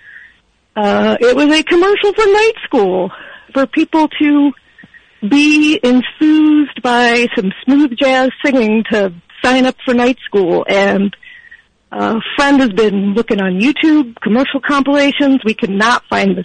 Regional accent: Jacksonville, Florida, United States; now in Chicago, United States; I'm from Jacksonville

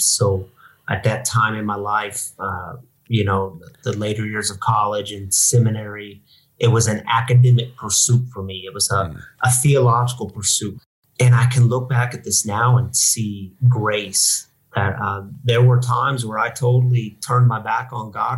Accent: Missouri, United States; moved away as an adult; also born or lived in Michigan; now in Denver, United States; I'm from Missouri, uh, born and raised in Missouri.

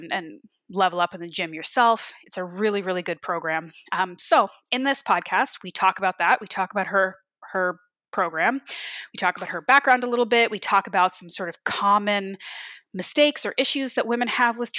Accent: Canada; also born or lived in Ontario; I grew up in Canada, but I still am not like a cold person in my veins

